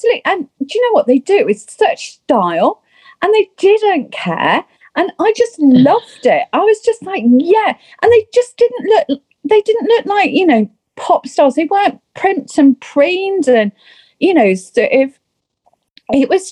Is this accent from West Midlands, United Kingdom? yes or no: yes; Birmingham, West Midlands, United Kingdom; in Birmingham, growing up, listening to reggae music was something that we just did.